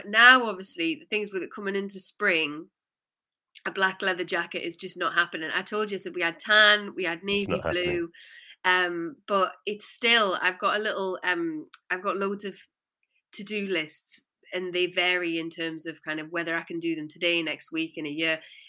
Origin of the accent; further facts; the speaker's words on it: Newcastle, North East England, United Kingdom; I'd had such a chip on my shoulder about being from the Northeast, because I'm from Newcastle. And, you know, my accent's kind of not deliberately cleaned itself up over the years.